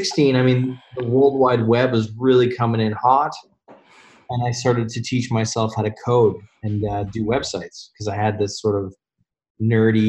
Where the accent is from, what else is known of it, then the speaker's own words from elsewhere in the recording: Calgary, Alberta, Canada; moved away as an adult; also born or lived in Toronto, Canada / Denmark; I'm from Calgary, Alberta, originally, and then moved to Toronto when I was 23